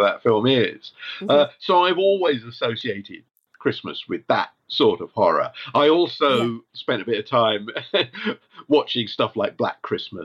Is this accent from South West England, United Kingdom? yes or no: yes; West Country, South West England, United Kingdom; I grew up in the West Country in the 1970s